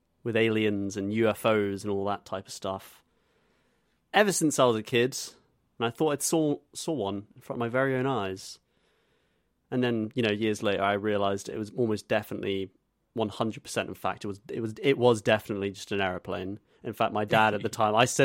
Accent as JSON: {"language": "English", "country": "Zimbabwe", "tie": "born or raised there", "moved": "yes", "said": "my home country of Zimbabwe"}